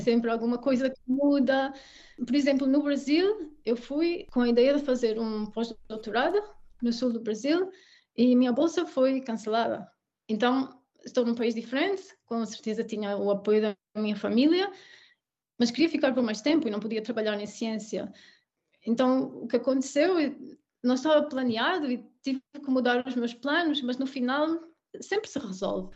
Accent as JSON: {"language": "Portuguese", "country": "Portugal", "tie": "born or raised there", "also_born_or_lived": "England / Belgium / Brazil / Mexico", "moved": "as an adult", "lives_now": "Munich, Germany", "said": "crescendo em Portugal"}